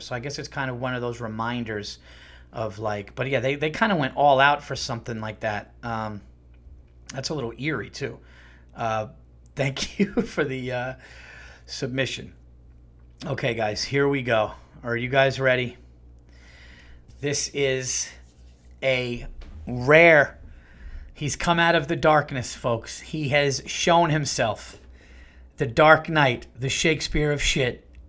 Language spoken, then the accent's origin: English; Yonkers, New York, United States; I was born in Saint John's Riverside in Yonkers